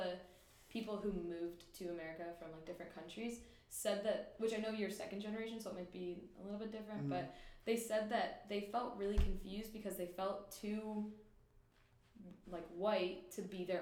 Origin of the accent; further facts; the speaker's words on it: United States; being an American